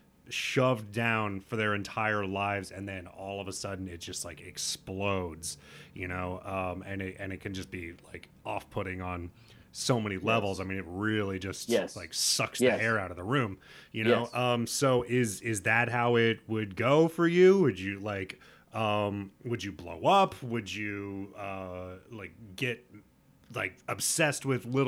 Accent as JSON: {"language": "English", "region": "Nebraska", "country": "United States", "said": "I'm from Nebraska, but like I was raised in, you know, like a, I wouldn't say hippie"}